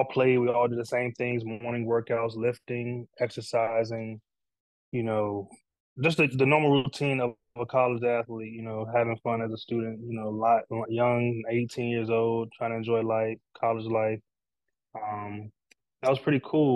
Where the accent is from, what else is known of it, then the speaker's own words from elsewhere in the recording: Takoma Park, Maryland, United States; I grew up in Tacoma Park, Maryland, in Montgomery County